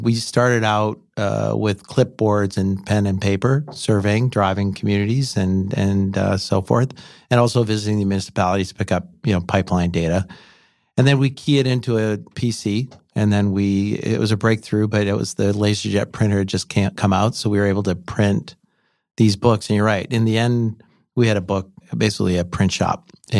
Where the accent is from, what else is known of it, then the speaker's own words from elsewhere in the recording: North Vancouver, British Columbia, Canada; also born or lived in San Diego; I grew up in North Vancouver, went to Carson Graham High